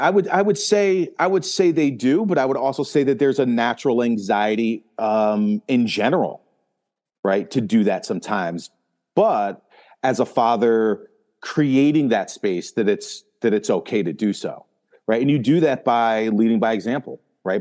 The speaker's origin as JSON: {"language": "English", "region": "Northeast", "country": "United States", "tie": "born or raised there", "said": "me growing up in the Northeast"}